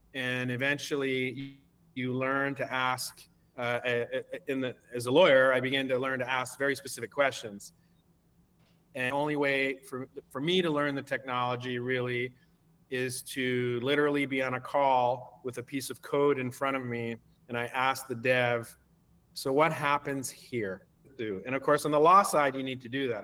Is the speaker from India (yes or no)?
no; Canada; I'm uh, Canadian. I, uh, I I make my permanent home here in Canada.